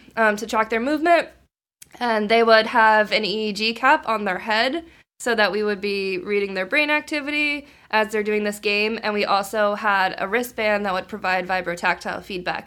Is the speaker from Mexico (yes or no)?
no; Maryland, United States; moved away as an adult; now in Boston, United States; I'm from Maryland, and so I wanted to stay in Maryland to go to school